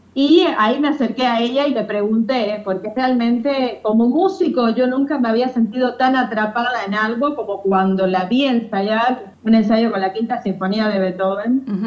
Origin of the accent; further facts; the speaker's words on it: Matanzas, Cuba; moved away; also born or lived in Havana; Hice mis estudios en mi provincia natal, Matanza